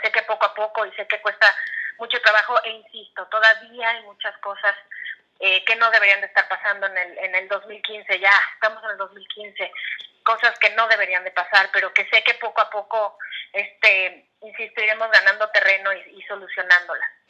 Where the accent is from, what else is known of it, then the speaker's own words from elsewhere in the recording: Mexico; moved away as an adult; now in California, United States; como decimos en México